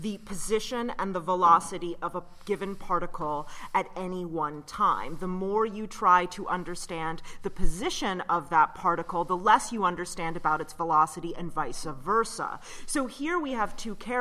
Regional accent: Raleigh, North Carolina, United States; I grew up in Raleigh, North Carolina

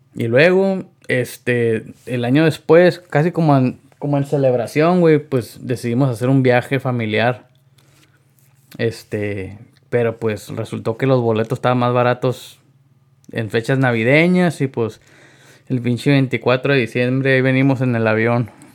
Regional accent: Yuma, Arizona, United States; somos de aquí de Yuma, Arizona

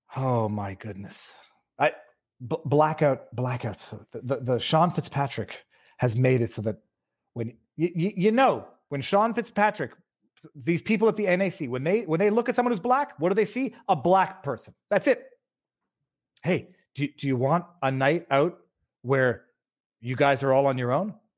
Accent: Canada; maybe I'm too Canadian

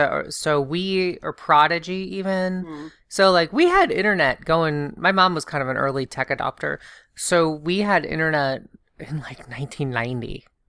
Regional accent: the South, United States; I grew up in the South. We were evangelical.

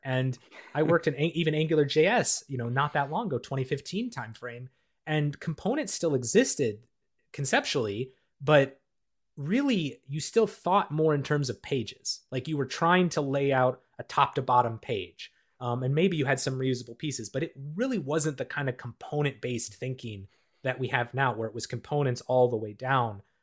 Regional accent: Minnesota, United States; the ski hills I grew up with in the Midwest of the United States and Minnesota

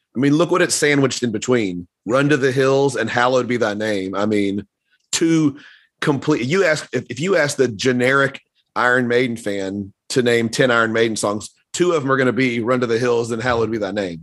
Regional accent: the South, United States; I grew up in the South

